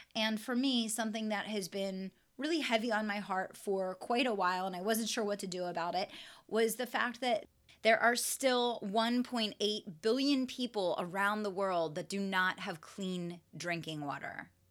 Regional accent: West Chester, Pennsylvania, United States; my hometown of Westchester, Pennsylvania

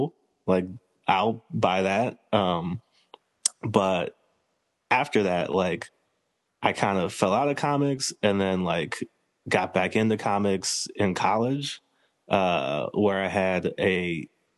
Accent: Silver Spring, Maryland, United States; I grew up in Maryland. So I grew up in Silver Spring, which is kind of just outside of DC

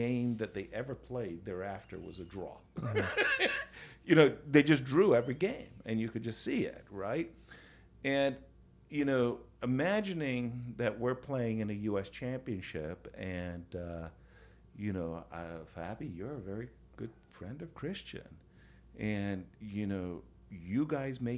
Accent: United States; I'm American

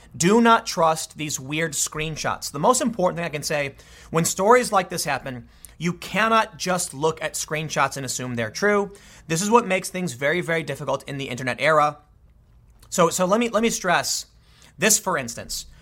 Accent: United States; I'm an American and identify as such

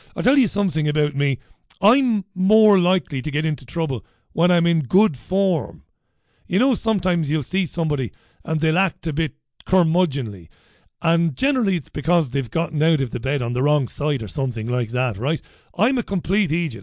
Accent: Waterford, Munster, Ireland; now in United Kingdom; growing up in Ballybeg in Waterford

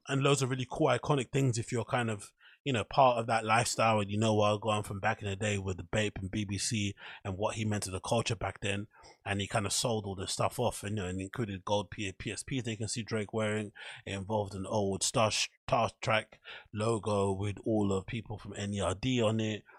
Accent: Ends, London, United Kingdom; I grew up in Ends and I'm from a rough part of town

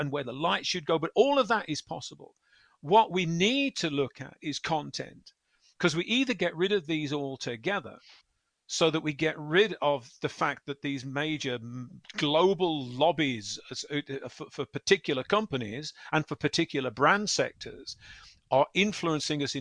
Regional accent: West Midlands, United Kingdom; the West Midlands, my hometown

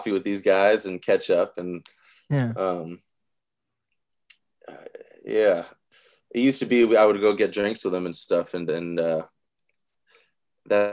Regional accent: Seattle, Washington, United States; a place on the corner where I grew up in the Central District on fucking 23rd Union

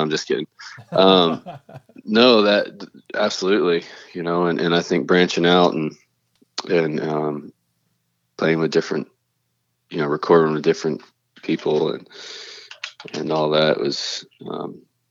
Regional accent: Canton, Georgia, United States; I'm from Cherokee County, Georgia. It's not, you know, it's not a big town, not a small town. It's just kind of a town. In Canton, Georgia.

